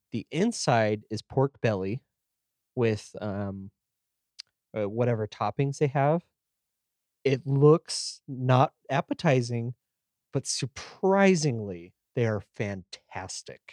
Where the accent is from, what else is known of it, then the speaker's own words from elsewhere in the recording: United States; we're American